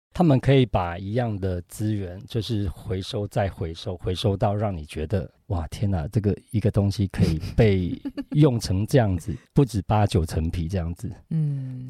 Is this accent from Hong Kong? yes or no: no; Taiwan